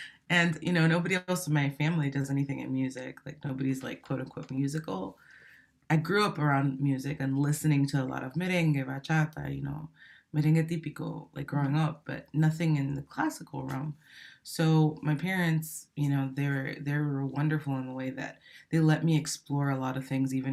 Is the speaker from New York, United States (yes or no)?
no; Miami, Florida, United States; also born or lived in Santo Domingo, Dominican Republic / New Jersey, United States; I grew up there until I was about eight, and then from there I went to Miami, Florida, and I would say that I got started with music after I moved to Miami, and I was in like fifth grade